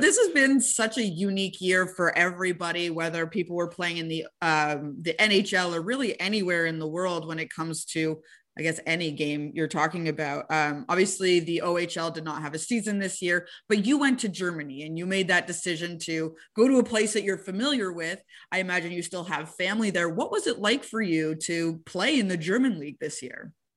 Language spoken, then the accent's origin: English; Montreal, Quebec, Canada; I'm from Montreal and that I covered the team for so long